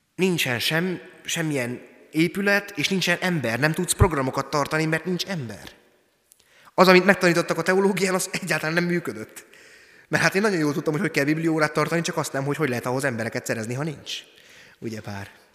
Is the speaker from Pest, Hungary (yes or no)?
no; Tiszabecs, Szabolcs-Szatmár-Bereg, Hungary; moved away as an adult; now in Jánoshalma, Hungary; Tiszabecsen nőttem föl, Szatmárban, kelet-magyarországi származású vagyok.